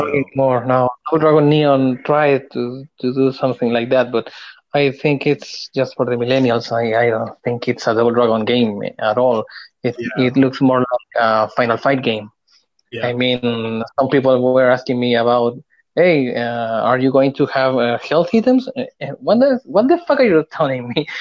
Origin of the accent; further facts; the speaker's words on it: Chile; I am from Chile